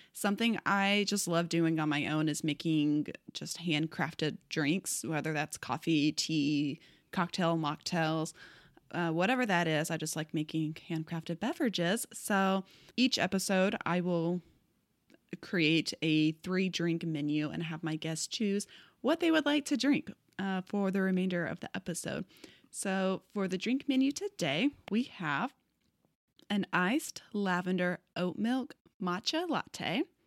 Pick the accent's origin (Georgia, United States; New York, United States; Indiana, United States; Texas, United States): Texas, United States; moved away as an adult; now in Portland, United States; we're also both from Texas